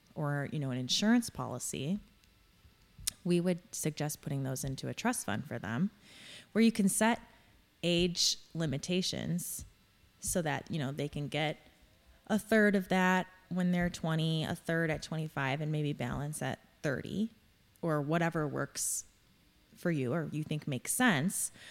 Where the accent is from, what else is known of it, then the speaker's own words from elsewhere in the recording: Crown Point, Indiana, United States; I am born and raised in Crown Point